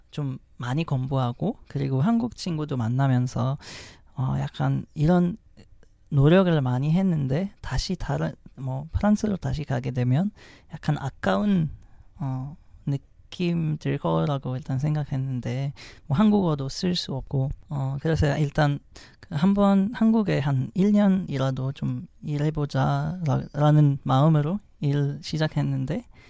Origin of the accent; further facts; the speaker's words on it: Morocco; Korean is a second language; moved away as an adult; also born or lived in France; now in South Korea; 전 모로코에서 왔고